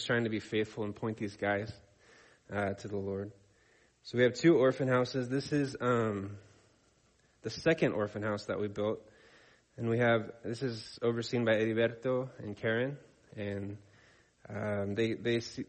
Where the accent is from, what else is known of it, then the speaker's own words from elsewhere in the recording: La Pine, Oregon, United States; moved away; I grew up in Lapine, Oregon.